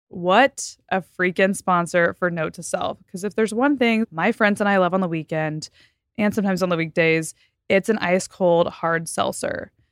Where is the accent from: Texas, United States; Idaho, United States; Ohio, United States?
Texas, United States; I came from Texas and the suburbs